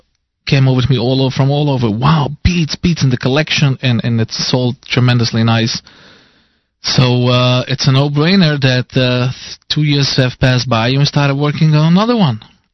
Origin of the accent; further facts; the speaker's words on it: New York City, New York, United States; From Williamsburg